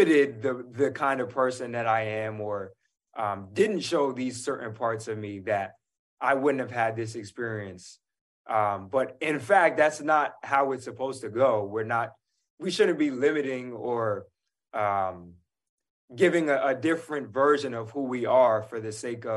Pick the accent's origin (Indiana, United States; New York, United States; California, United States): New York, United States; New York City; I'm a New Yorker